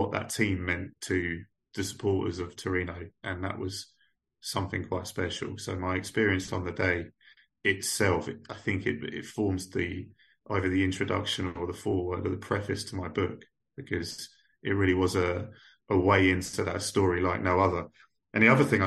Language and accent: English; England, United Kingdom; I kind of struggled as an English guy there